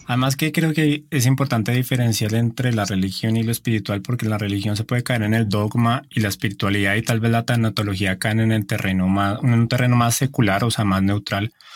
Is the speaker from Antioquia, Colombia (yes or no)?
no; Bogotá, Colombia; moved away; desde mi tierra, desde Bogotá